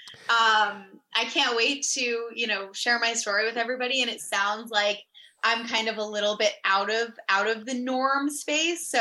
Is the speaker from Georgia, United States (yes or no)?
no; Fairfield, Connecticut, United States; I was born and raised in Fairfield, Connecticut, and I'm still here to this day.